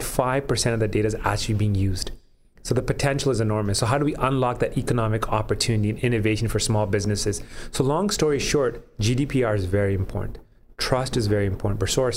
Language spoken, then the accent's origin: English; Canada; some of the challenges that I recall growing up in Canada, dealing with my peers as well when we graduated from university